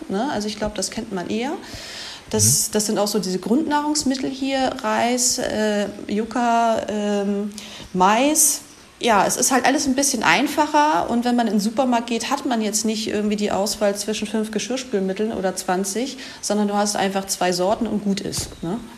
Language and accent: German; Germany; moved away as an adult; now in Ecuador; als Deutscher